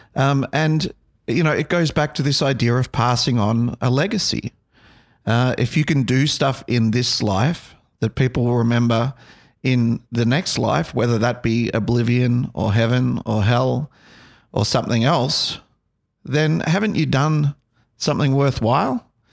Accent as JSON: {"language": "English", "country": "Australia", "tie": "born or raised there", "said": "growing up in Australia, uh, you know, I think we embrace all religions"}